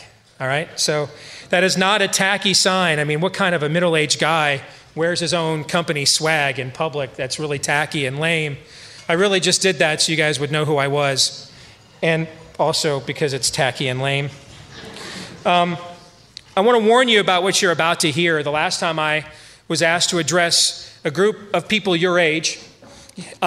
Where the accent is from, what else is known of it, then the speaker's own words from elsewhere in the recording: Iowa, United States; my home state of Iowa